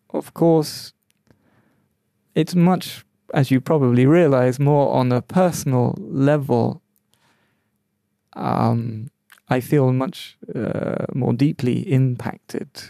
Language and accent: English; London, United Kingdom; I grew up in London where there were all races, all nationalities, and we all mixed along